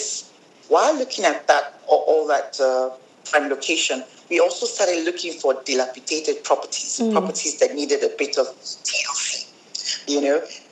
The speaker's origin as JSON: {"language": "English", "country": "Nigeria", "moved": "as an adult", "lives_now": "South Africa", "said": "I am from Nigeria. My father is Nigerian"}